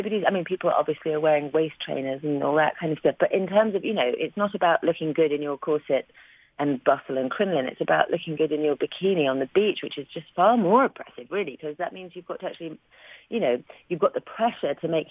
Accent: London, United Kingdom; I was from West London, England

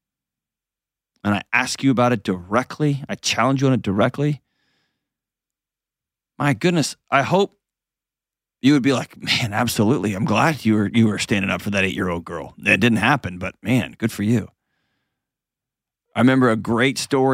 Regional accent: Houston, Texas, United States; now in Nashville, United States; I grew up in Houston where there were hurricanes all the time

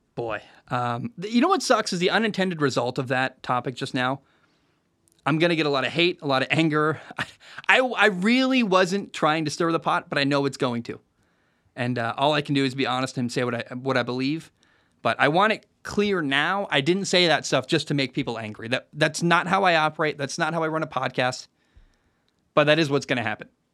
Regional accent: Oregon, United States; when I was growing up in Oregon

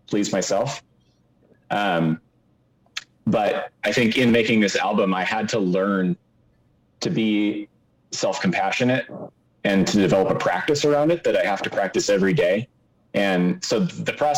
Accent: Seattle, Washington, United States; I grew up in the Seattle area

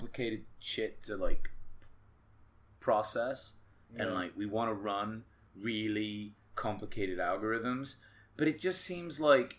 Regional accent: England, United Kingdom; I'm English

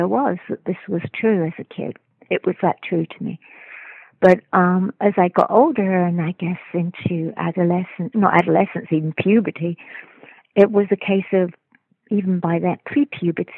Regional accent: London, United Kingdom; I was raised in London

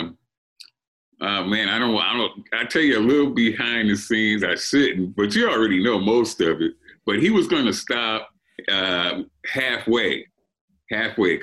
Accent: Compton, California, United States; also born or lived in Pine Bluff, Arkansas; I was raised in Compton, but we started out in Arkansas, in Pine Bluff, Arkansas

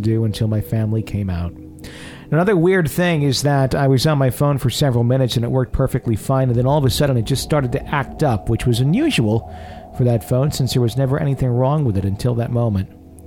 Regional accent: Wisconsin, United States; am I always a Wisconsinite

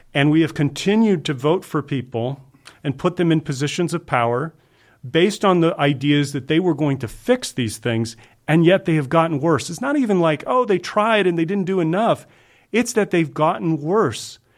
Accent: Georgia and Kentucky, United States; moved away as an adult; also born or lived in Fort Lauderdale, Florida; now in Los Angeles, United States; I was born in Fort Lauderdale and I was raised in Georgia and Kentucky

